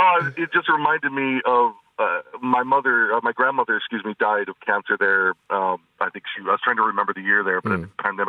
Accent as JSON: {"language": "English", "region": "North Dakota", "country": "United States", "tie": "born or raised there", "also_born_or_lived": "Montana / Minnesota / Tennessee / Pennsylvania", "said": "so I was born in Montana. I lived in Minnesota. I lived in Tennessee for a while, Pennsylvania. But I ended up in North Dakota for the longest time."}